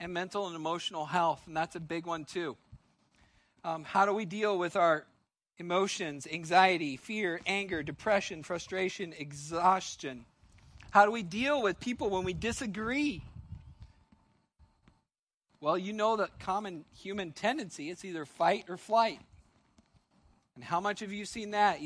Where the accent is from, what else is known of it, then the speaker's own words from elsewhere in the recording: United States; as an American